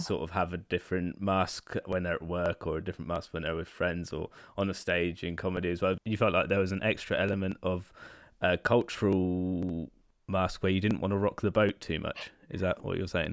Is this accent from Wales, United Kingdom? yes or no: no; near Oxford, South East England, United Kingdom; now in Brighton, United Kingdom; I live in Brighton now, but I was originally from near Oxford